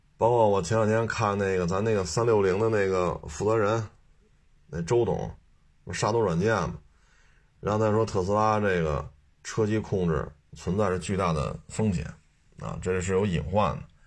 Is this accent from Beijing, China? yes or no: yes; Beijing, China; 我就生在这儿，长在这儿